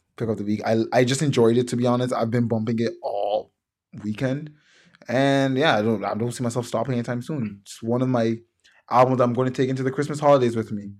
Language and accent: English; Toronto, Ontario, Canada; I'm from Toronto and I support Toronto artists